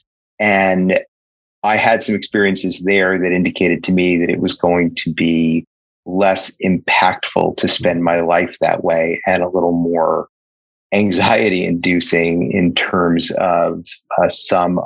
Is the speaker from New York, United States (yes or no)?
yes; New York City, New York, United States; I grew up in Brooklyn, New York